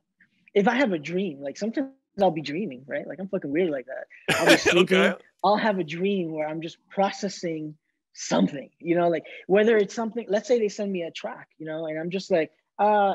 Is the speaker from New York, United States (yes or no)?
yes; New York City, New York, United States